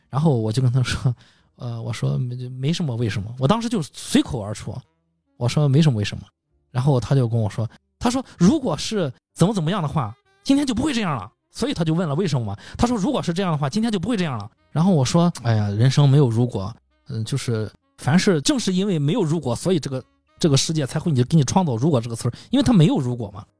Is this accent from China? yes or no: yes; China; 我们内地人